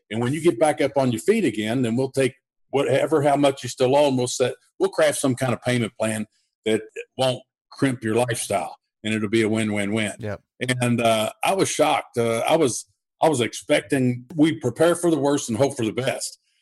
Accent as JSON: {"language": "English", "town": "Louisville", "region": "Kentucky", "country": "United States", "tie": "born or raised there", "said": "I'm here in Louisville, Kentucky, and I uh, I started my investing uh, while I had a full time job and uh, as an undercover police detective doing murder for hire, contract killings, organized crime"}